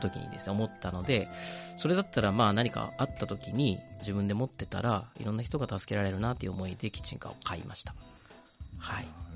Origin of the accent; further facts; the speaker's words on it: Shimanto, Kochi, Japan; moved away as an adult; also born or lived in Osaka / Tokyo; now in Uwajima, Japan; 僕の地元ってあの高知県なんですけどちょっと西の方で今でいう四万十町って呼ばれるとこなんです。